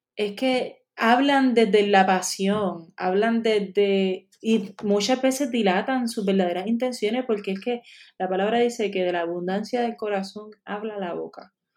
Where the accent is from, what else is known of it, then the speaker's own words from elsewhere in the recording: Puerto Rico; moved away as an adult; also born or lived in United States; esta es mi tierra, en otro lado yo no quiero estar